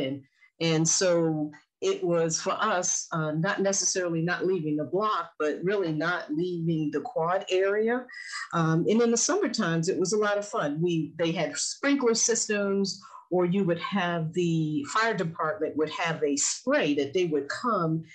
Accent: New York City, New York, United States; now in Baltimore, United States; I grew up in Fort Greene houses

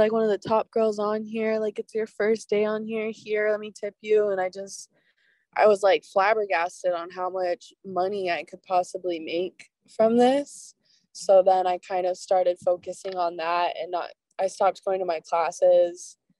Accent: Oregon, United States; my college town, my hometown, all of the state of Oregon

